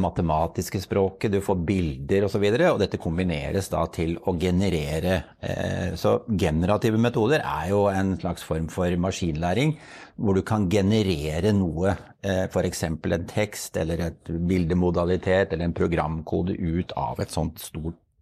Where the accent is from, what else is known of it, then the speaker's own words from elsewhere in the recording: Norway; vi har en sterk base her hjemme i Norge